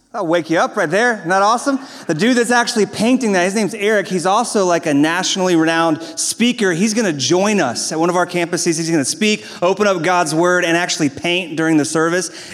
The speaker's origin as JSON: {"language": "English", "region": "the South", "country": "United States", "tie": "born or raised there", "said": "I was born in the South"}